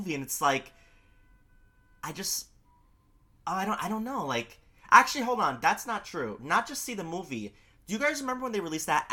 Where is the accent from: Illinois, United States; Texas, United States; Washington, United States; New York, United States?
New York, United States; New York City; I'm a New Yorker. I live in Queens.